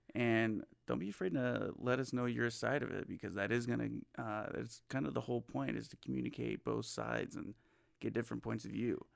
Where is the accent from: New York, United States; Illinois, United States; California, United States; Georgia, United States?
California, United States; Southern; now in Las Vegas, United States; I'm originally from California, born and raised, uh, in Southern California